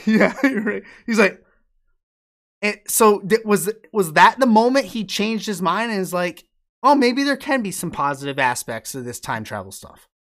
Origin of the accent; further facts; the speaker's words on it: upstate New York, United States; My hometown is, it's in New York. It's in upstate New York, even farther than Albany, uh, nor, uh, it's, like, right on the border of Vermont